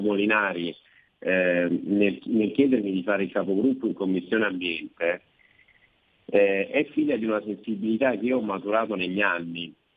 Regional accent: Province of Caserta, Campania, Italy; della mia provincia, la provincia di Casesta

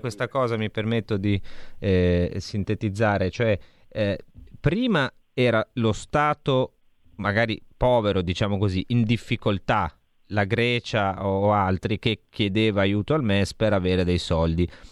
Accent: Lombardy, Italy; da Lombardo, insomma, qui siamo in Lombardia

